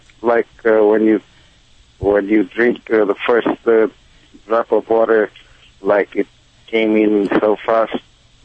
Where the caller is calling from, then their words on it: Reseda, California, United States; I'm calling from Reseda, North Hill Factory.